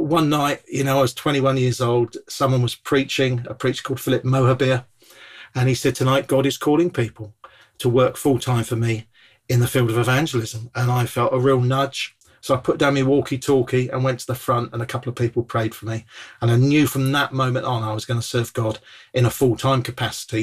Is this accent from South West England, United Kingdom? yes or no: yes; Bournemouth, South West England, United Kingdom; I come from Bournemouth originally, beautiful town on the south coast